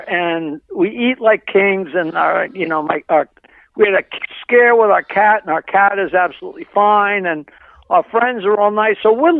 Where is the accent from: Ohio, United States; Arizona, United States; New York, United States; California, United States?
New York, United States; Long Island; Aside from growing up on Long Island